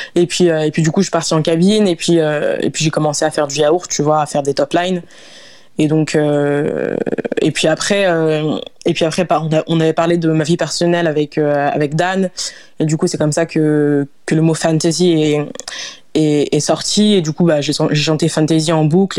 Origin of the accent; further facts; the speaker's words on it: Lyon, Auvergne-Rhône-Alpes, France; also born or lived in Lille; j'ai grandi à Lyon. Euh, donc, j'ai déménagé à, Lyon quand j'avais 6 ans environ.